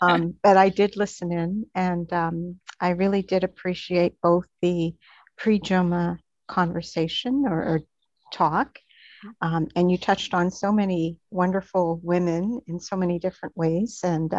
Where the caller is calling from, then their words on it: Ottawa, Ontario, Canada; And I'm joining you from Ottawa, Canada.